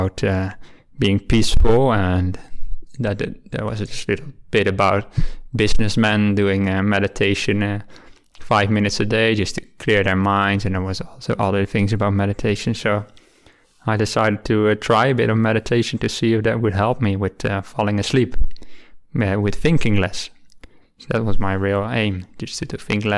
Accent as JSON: {"language": "English", "town": "Rotterdam", "region": "South Holland", "country": "Netherlands", "tie": "born or raised there", "also_born_or_lived": "Delft", "moved": "as an adult", "lives_now": "Australia", "said": "I'm from the Netherlands, where I was born near the city of Rotterdam, and I lived there my whole youth."}